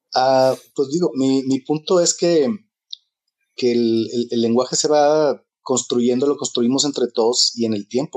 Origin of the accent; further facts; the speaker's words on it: Mexico; crecí como una persona racista y homofóbica porque crecí en México en los 70